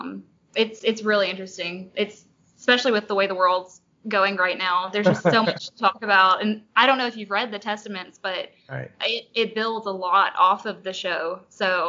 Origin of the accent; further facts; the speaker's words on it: Long Beach, Mississippi, United States; now in Starkville, United States; I'm from Long Beach, Mississippi